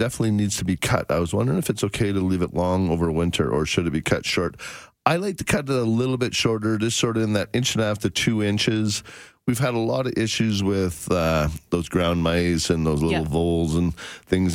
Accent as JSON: {"language": "English", "country": "Canada", "tie": "born or raised there", "said": "I'm sort of second generation in Canada"}